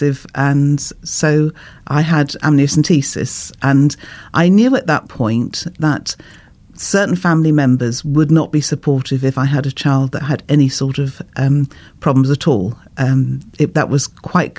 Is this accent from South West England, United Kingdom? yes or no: yes; Bournemouth, South West England, United Kingdom; also born or lived in Norfolk; I was born in Norfolk, and my parents used to go to the Anglican Church, and I was christened in the Anglican Church. But then we moved to Bournemouth